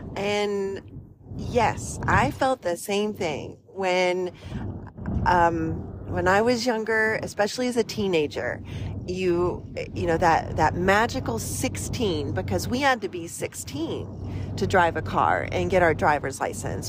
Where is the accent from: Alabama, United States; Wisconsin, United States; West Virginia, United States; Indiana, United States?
West Virginia, United States; moved away as an adult; now in Midwest, United States; I grew up in the mountains of West Virginia